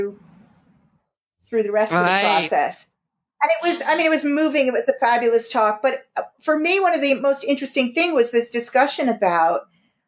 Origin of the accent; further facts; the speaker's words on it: United States; now in United Kingdom; as American having moved here